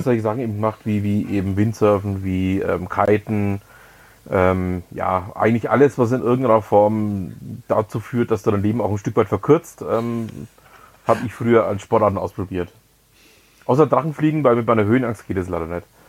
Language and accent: German; Nuremberg, Bavaria, Germany; moved away; also born or lived in Lower Franconia; ich bin ja gebürtiger Nürnberger